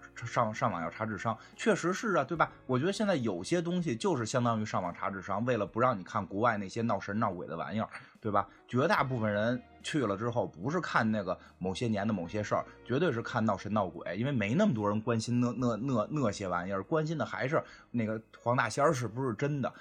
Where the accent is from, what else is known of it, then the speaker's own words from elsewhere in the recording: Beijing, China; 我们北京人活成什么样吗？我他妈住一七平米的小房子现在